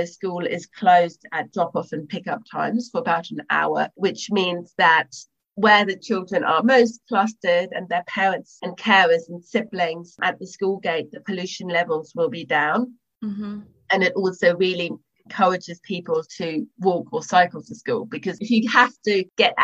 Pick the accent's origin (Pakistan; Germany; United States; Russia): Germany; now in London, United Kingdom; I didn't grow up in the UK. I grew up in Germany.